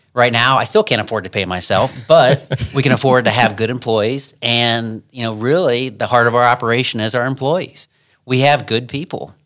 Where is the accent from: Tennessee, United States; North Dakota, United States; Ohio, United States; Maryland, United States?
Ohio, United States; Ashland; I'm from Ashland, Ohio.